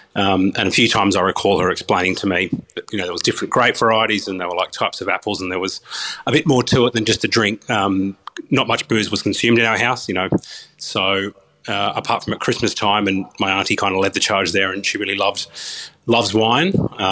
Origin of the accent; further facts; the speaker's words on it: New South Wales, Australia; I grew up in the Hunter Valley. We moved around with my dad's job, who worked in the TAFE system, and landed in, just outside of Cessnock.